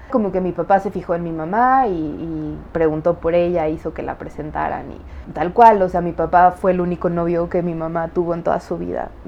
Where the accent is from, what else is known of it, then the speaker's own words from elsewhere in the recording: United States; born there; yo tengo doble nacionalidad porque nací en Estados Unidos